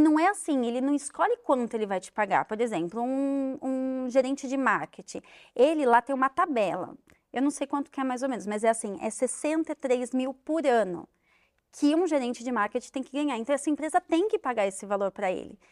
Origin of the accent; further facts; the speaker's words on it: Brazil; moved away as an adult; now in United States; eu sou brasileiro